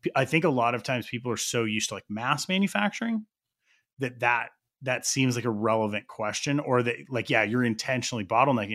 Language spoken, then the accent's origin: English; New Mexico, United States; We're both from New Mexico.